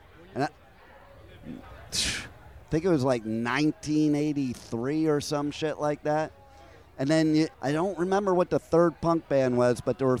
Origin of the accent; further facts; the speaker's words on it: New Jersey, United States; moved away; also born or lived in Los Angeles; I'm also originally from Jersey.